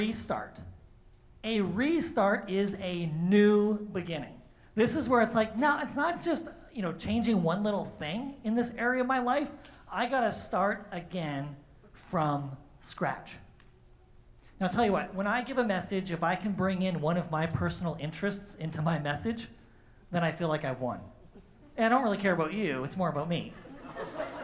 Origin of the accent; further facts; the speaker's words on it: Thunder Bay, Ontario, Canada; moved away; my hometown of Thunder Bay